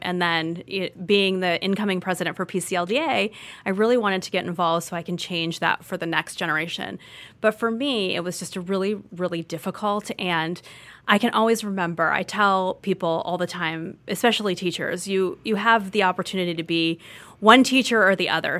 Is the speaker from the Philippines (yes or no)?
no; Orange County, California, United States; moved away; I grew up in Orange County, California